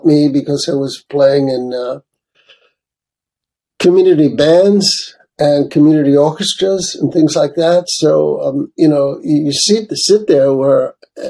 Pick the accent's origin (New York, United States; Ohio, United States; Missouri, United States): New York, United States; New York City; I grew up in Brooklyn, New York